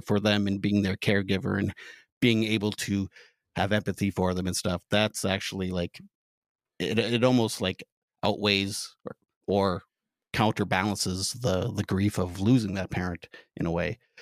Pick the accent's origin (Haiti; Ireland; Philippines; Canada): Canada; as a Canadian